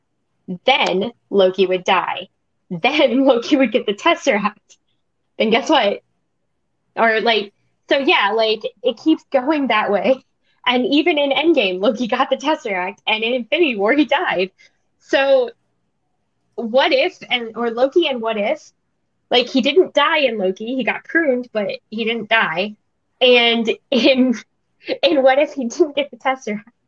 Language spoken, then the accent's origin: English; Louisiana, United States; I'm from Louisiana